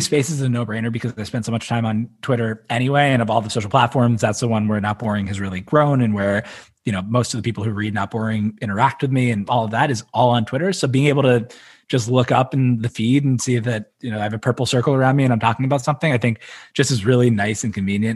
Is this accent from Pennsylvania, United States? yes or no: yes; Philadelphia, Pennsylvania, United States; moved away; I'm from Philly originally, so like sports talk radio is a big part of the culture there